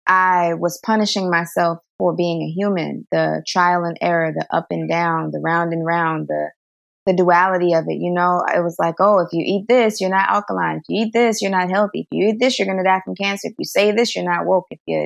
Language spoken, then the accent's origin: English; Bronx, New York, United States; also born or lived in New Jersey; I was born in New Jersey. I don't remember any of that. And then we moved to the Bronx, and that's where I lived for the first few years of my life.